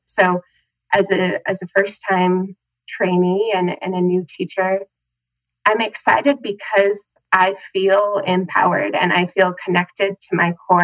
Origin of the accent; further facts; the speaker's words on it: Helena, Montana, United States; I am from Helena, Montana